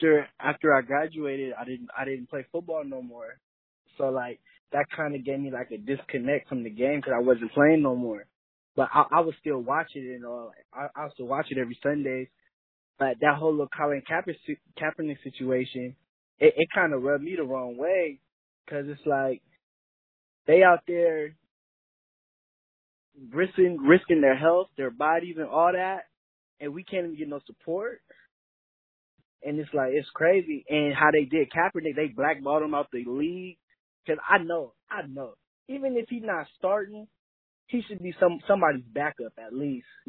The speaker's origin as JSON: {"language": "English", "town": "San Diego", "region": "California", "country": "United States", "said": "I'm from San Diego, California"}